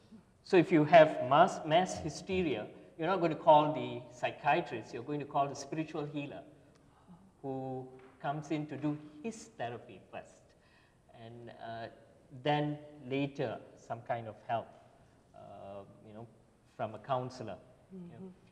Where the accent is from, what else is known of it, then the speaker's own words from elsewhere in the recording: Malaysia; Malaysia is basically an Asian country, so our population is an Asian population. But it's not just of one ethnicity.